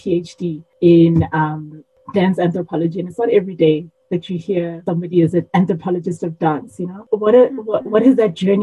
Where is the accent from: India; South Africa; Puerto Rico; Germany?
South Africa; moved away; also born or lived in United States; I'm from South Africa, but I went to school in the US